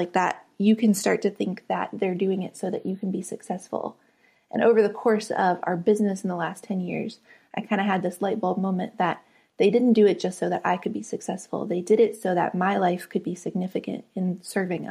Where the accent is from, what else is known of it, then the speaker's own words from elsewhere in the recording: West Virginia, United States; moved away as an adult; I grew up in West Virginia on the very top of a mountain called Fenwick Mountain.